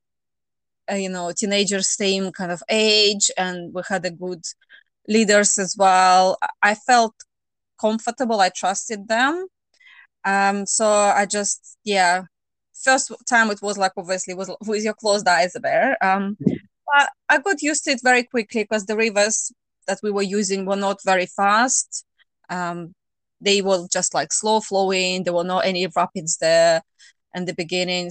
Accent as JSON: {"language": "English", "country": "Russia", "moved": "as an adult", "lives_now": "United Kingdom", "said": "I'm originally from Russia, but I have lived in UK for 19 years."}